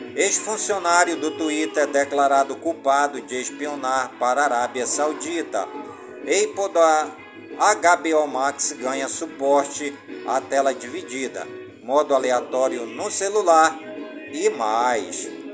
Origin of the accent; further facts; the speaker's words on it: Careiro da Várzea, Amazonas, Brazil; em todas as comunidades do Careiro da Várzea, minha cidade natal.